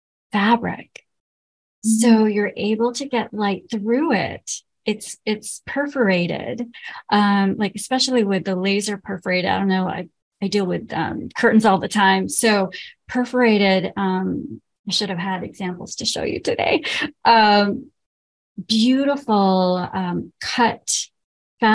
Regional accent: Lahore, Punjab, Pakistan; moved away; where I grew up in Lahore

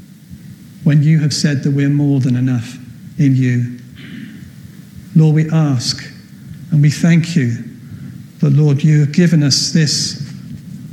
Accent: Wales, United Kingdom; I'm from Wales

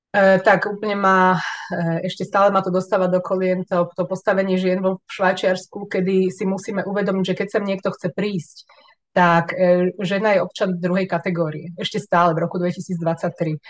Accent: Slovakia; moved away as an adult; now in Switzerland; ja som nikdy nechcela zo Slovenska odísť

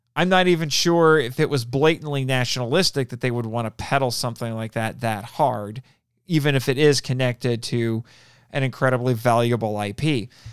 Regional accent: United States; I'm also an American

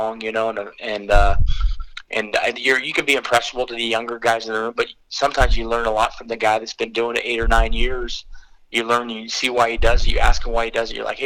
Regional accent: Torrance, California, United States; moved away as an adult; also born or lived in Michigan; I grew up in Torrance

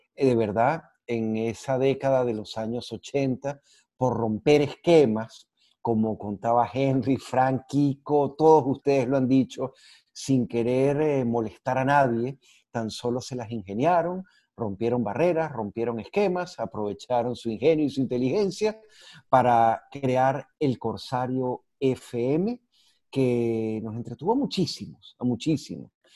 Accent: Venezuela; así somos los venezolanos

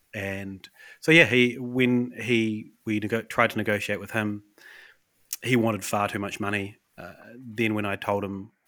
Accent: Westport, West Coast, New Zealand; moved away; there's a lot of floods in my hometown recently. Yeah. So we're like, well, with COVID, Emma and I can't actually get back to Westport. nowhere to live in Westport because of the floods.

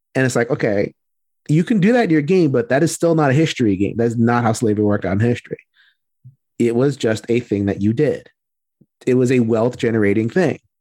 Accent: Puerto Rico

